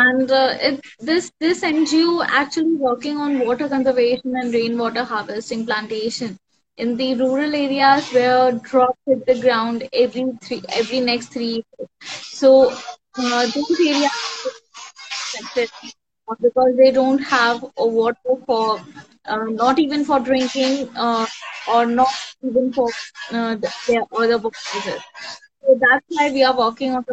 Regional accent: India; I'm from India

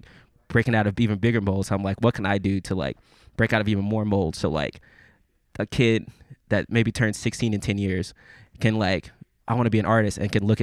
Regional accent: Memphis, Tennessee, United States; I'm from Memphis

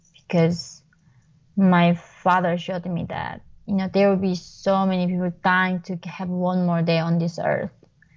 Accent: North Korea; moved away; I was born in North Korea.

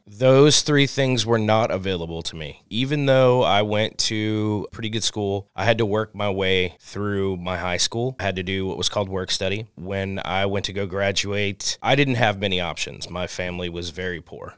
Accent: New Orleans, Louisiana, United States; also born or lived in Oregon; now in California, United States; I'm originally from New Orleans as well. And being from New Orleans, we have ties through French history and Spanish history

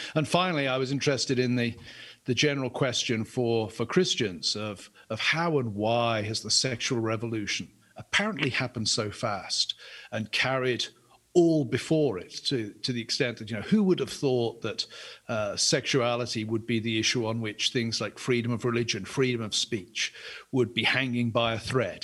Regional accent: England, United Kingdom; I'm an Englishman

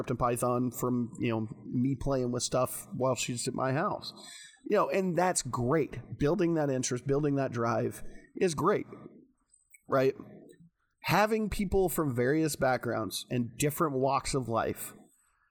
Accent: rural Washington and Oregon, United States; also born or lived in Dallas-Fort Worth, Texas; from 9 on, I grew up in more rural areas of Washington and Oregon.

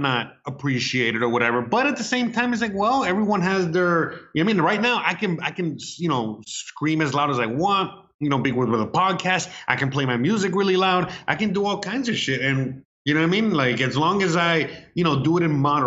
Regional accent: United States; now in Mexico; I'm Hispanic, you know, I mean, I'm American

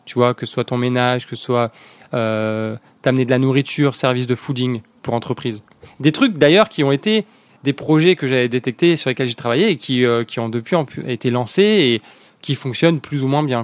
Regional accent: La Ciotat, Provence-Alpes-Côte d'Azur, France; also born or lived in Lorraine / Montpellier / Paris / Dublin; j'ai découvert la Ciotat. j'ai grandi à Ciotat

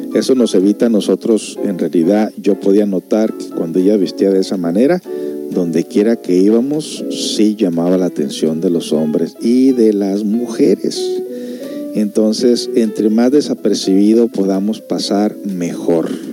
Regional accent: Mexico; now in United States; Todos nosotros los que somos de México

